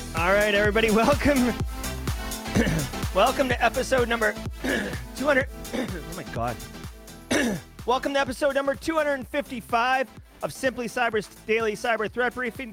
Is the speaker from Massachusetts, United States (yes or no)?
yes; Boston, Massachusetts, United States; I am from Boston